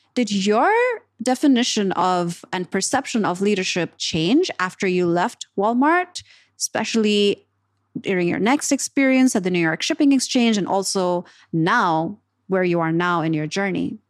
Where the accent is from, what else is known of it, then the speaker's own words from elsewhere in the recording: Pakistan; moved away; I was coming from Pakistan where we have, you know, people play cricket